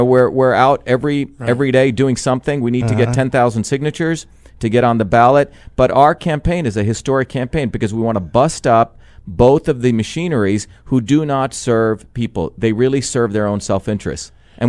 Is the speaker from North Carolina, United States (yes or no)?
no; New Jersey, United States; You know, when I grew up in New Jersey, those are my people, my school teachers who work their buns off